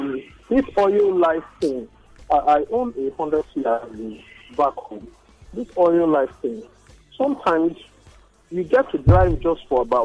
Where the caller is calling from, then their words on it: Edmonton, Alberta, Canada; I'm calling from Edmonton, Canada.